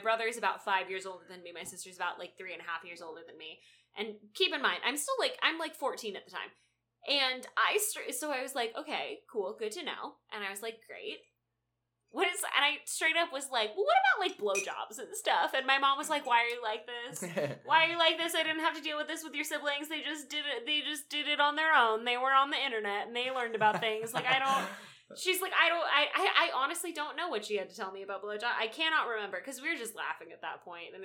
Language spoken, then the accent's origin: English; Dallas, Texas, United States; I'm from Dallas